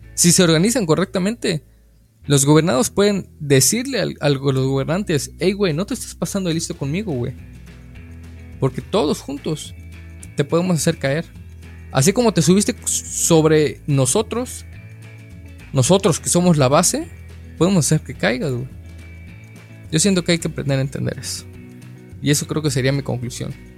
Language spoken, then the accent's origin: Spanish; Mexico; yo como mexicano